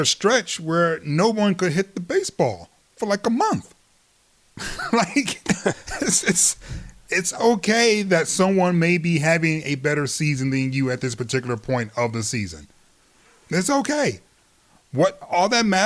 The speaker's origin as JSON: {"language": "English", "town": "Detroit", "region": "Michigan", "country": "United States", "tie": "born or raised there", "said": "my hometown team"}